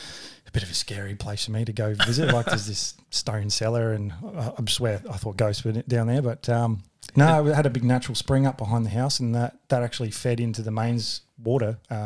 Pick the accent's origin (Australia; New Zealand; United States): Australia; Adelaide, South Australia; I'm from Adelaide, man.